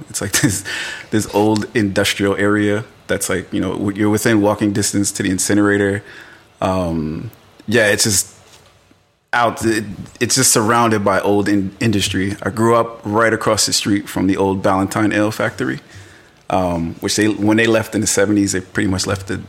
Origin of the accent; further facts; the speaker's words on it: Newark, New Jersey, United States; also born or lived in Orange, New Jersey; So I grew up in Ironbound.